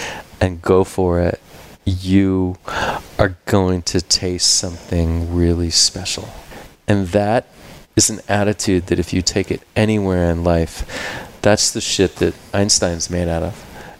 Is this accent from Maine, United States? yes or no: yes; Maine, United States; moved away; I grew up surfing in the East Coast in Maine.